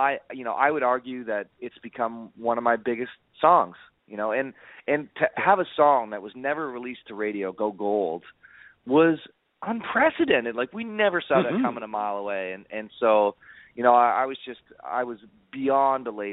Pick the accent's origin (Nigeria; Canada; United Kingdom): Canada; Niagara Falls, Ontario; growing up in Niagara Falls, really close to the U.S. border